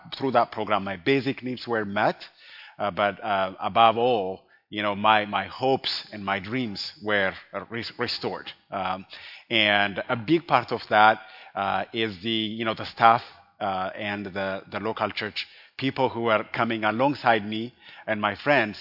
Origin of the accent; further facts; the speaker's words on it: Addis Ababa, Ethiopia; now in Colorado Springs, United States; I am originally from Ethiopia, and I grew up in Addis Ababa